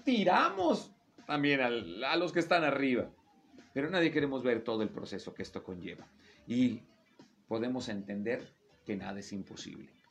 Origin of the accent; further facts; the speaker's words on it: Mexico; aquí en México, siendo mexicano